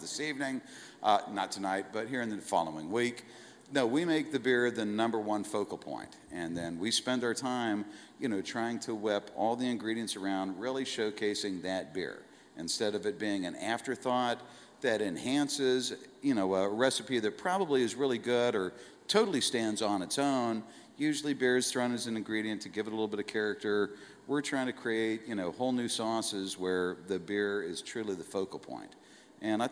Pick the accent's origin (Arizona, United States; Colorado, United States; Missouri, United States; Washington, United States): Colorado, United States; moved away; my parents are from Colorado. I grew up in Colorado